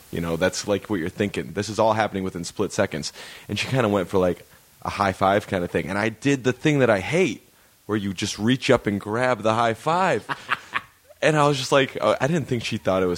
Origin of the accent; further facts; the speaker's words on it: Michigan, United States; moved away; we're from Michigan